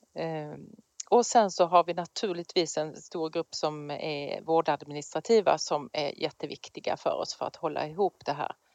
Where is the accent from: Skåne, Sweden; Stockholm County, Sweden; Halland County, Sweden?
Skåne, Sweden; moved away; där har jag jobbat men då i Skåne där jag kommer ifrån.